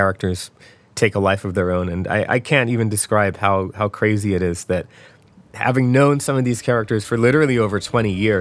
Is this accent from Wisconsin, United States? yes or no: no; Philadelphia, Pennsylvania, United States; We're actually both from Philadelphia